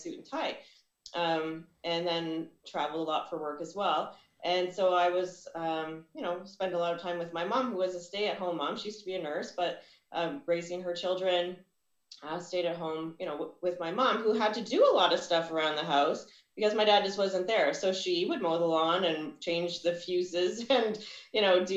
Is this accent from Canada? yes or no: yes; Ottawa, Ontario, Canada; now in Burlington, Canada; I was born and raised in Ottawa, Ontario